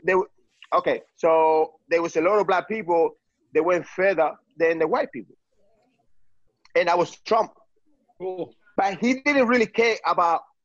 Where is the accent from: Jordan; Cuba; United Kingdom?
Cuba; now in United States; I came from Cuba